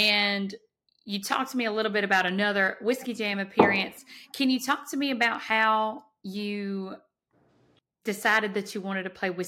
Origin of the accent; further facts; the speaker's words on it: South Georgia, United States; I'm from South Georgia. I'm closer to Florida.